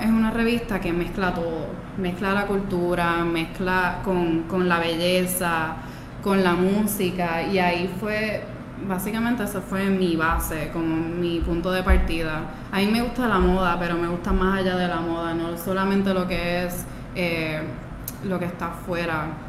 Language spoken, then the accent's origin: Spanish; Aguadilla, Puerto Rico; also born or lived in Peru; yo soy de Aguadilla, yo crecí en Aguadilla, eh, yo nací en Perú